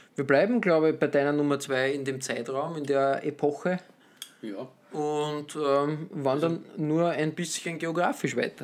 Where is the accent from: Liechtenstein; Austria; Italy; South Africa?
Austria; als Österreicher